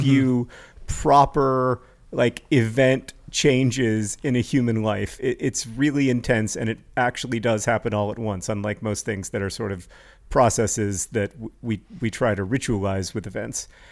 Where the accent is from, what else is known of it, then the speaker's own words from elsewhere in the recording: United States; people introduce me as an American author